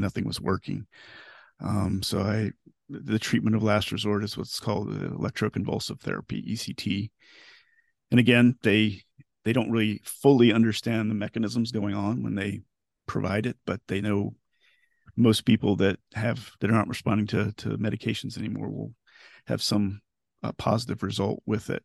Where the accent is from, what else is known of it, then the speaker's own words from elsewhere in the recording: Florida, United States; also born or lived in Knoxville, Tennessee; I was born and raised in Florida